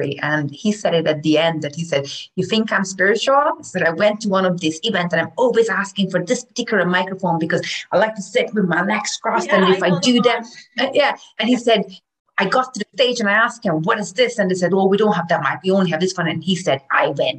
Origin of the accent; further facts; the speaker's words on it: Hungary; now in Ireland; I'm from Hungary